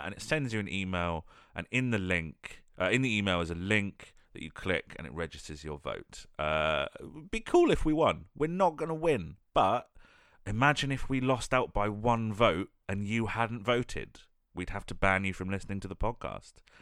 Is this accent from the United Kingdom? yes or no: yes; United Kingdom; We're British